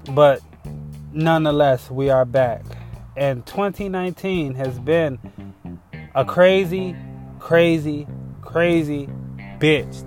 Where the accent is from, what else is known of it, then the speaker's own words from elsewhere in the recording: Chicago, Illinois, United States; I'm from Chicago